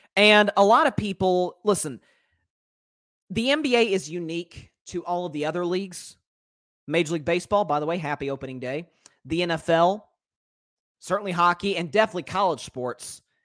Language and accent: English; the South, United States; as a Southerner